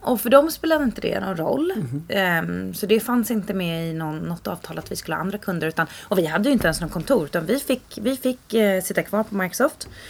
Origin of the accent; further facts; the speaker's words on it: Sollentuna, Stockholm County, Sweden; Och växte upp större delen av mitt liv i Sollentuna.